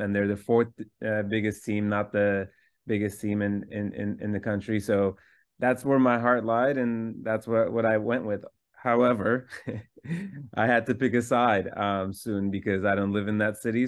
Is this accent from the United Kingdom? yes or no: no; Istanbul, Turkey; I was born in Istanbul, Turkey